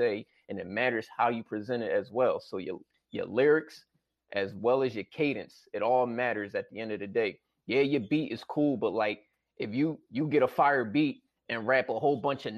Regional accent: Philadelphia, Pennsylvania, United States; I'm from Philly

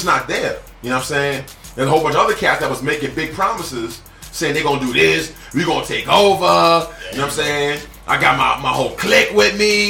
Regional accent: New York, United States; As a New Yorker

